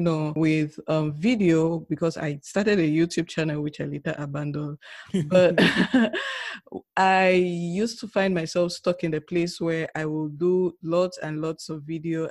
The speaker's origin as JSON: {"language": "English", "country": "Cameroon", "moved": "yes", "said": "those of us who are coming from Africa or oh, let me say Cameroon, where we normally don't ask those questions"}